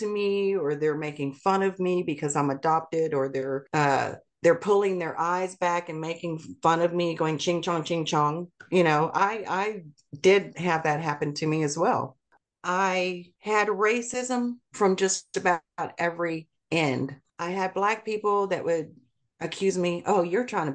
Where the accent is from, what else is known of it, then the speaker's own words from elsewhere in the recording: Texas, United States; also born or lived in Seoul, South Korea; I grew up in Texas. I grew up in what would be considered the South, even in the Deep South